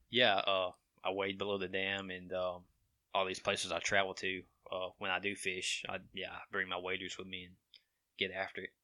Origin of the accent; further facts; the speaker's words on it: Cordova, United States; we grew up in Dover Town, uh, the old area of Cordova